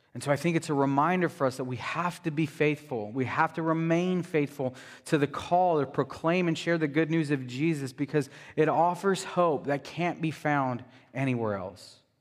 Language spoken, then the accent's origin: English; United States; As American Christians